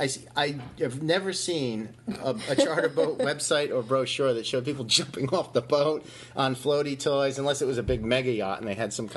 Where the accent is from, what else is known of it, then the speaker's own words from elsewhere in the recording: Glocester, Rhode Island, United States; I actually lived in Gloucester from age 5 or 6 to 17.